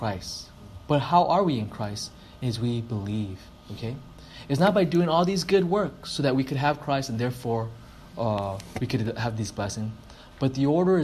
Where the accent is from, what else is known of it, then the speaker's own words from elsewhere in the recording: United States; I'm an American